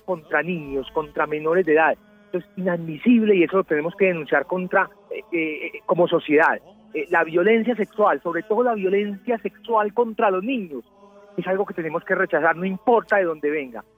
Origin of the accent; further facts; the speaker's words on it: Medellín, Antioquia, Colombia; yo soy de Medellín